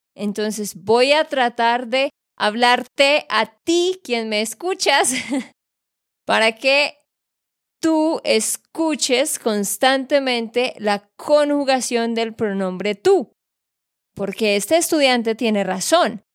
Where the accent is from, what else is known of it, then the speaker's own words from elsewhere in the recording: Santander, Colombia; de Santander, Colombia